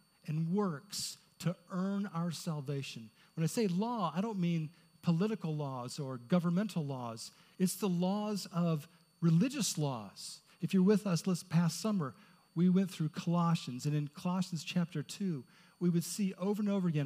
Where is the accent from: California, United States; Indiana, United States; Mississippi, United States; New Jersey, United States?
Indiana, United States; Indianapolis; I grew up in Indianapolis